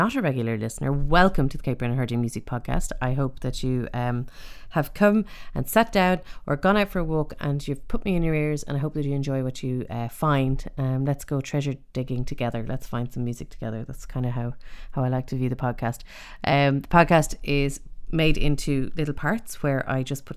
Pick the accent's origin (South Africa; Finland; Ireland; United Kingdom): Ireland; Dublin, Leinster; now in East Galway, Ireland; growing up in Dublin